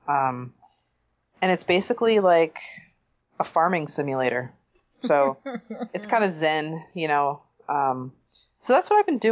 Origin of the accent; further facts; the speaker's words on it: New Jersey, United States; I'm from New Jersey.